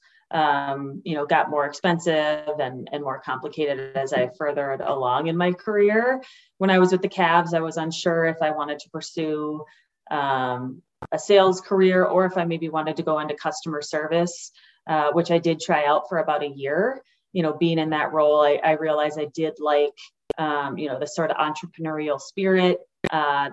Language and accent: English; Minnesota, United States; moved away as an adult; growing up here